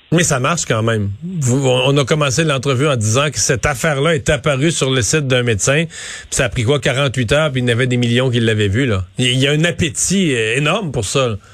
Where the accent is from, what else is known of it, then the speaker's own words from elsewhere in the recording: Quebec, Canada; chez nous au Québec